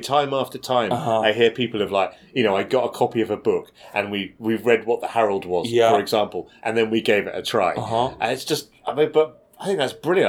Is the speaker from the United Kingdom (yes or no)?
yes; United Kingdom; we're British